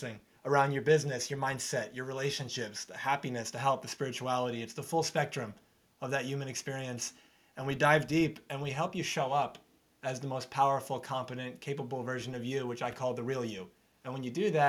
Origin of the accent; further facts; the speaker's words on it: New York, United States; also born or lived in Arizona; So I'm from New York. I've been in New York for most of my life, lived in Arizona for 5 years, but New York, most of it.